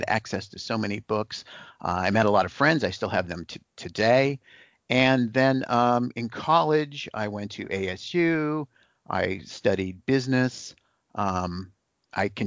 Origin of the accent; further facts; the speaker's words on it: Phoenix, Arizona, United States; I am a Phoenix native, and I have one brother